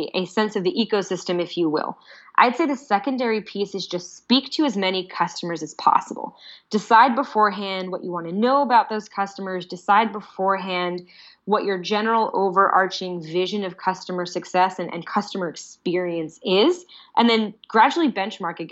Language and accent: English; United States; I'm clearly an American